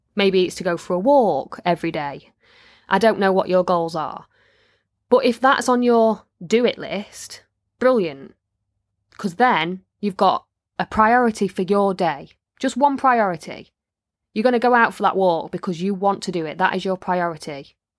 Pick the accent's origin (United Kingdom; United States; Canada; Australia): United Kingdom; Midlands / North of England